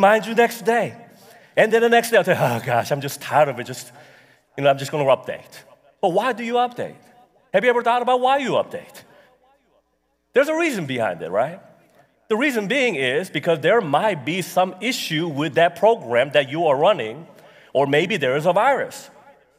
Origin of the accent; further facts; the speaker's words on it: United States; I'm American